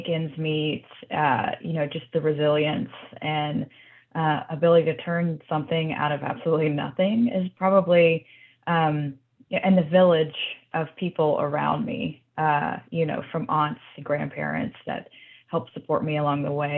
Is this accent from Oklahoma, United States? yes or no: no; Mobile, Alabama, United States; moved away as an adult; also born or lived in Washington, D.C.; now in Houston, United States; I was born and raised in Mobile, Alabama